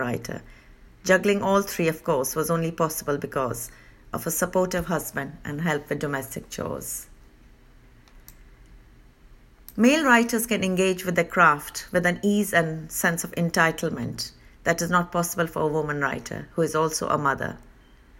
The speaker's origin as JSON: {"language": "English", "country": "Italy", "tie": "born or raised there", "also_born_or_lived": "India / Manchester", "moved": "as an adult", "said": "I was born in India and brought up in Italy"}